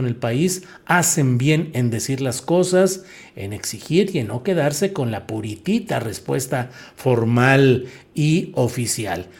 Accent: Torreón, Coahuila, Mexico; moved away; also born or lived in San Luis Potosí; yo nací en Torreón, Coahuila, pero hice mucha ah, vida estudiantil, política y periodística en San Luis Potosí

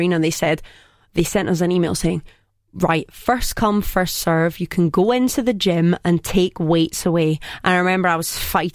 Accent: countryside near Glasgow, Scotland, United Kingdom; I'm from the countryside, darling, but I pretend I'm Glaswegian

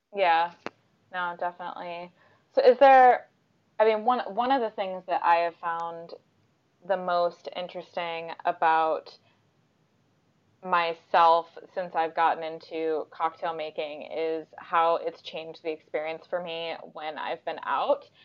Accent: United States; now in London, United Kingdom; I'm obviously American

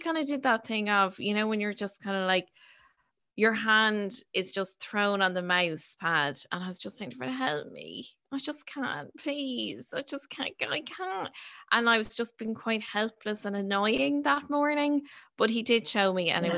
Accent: Ireland; we're Irish.

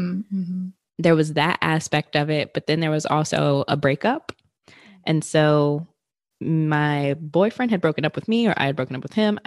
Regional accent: Richmond, Virginia, United States; moved away as an adult; also born or lived in New York; I'm originally from Richmond, Virginia, but have lived in like multiple areas of Virginia.

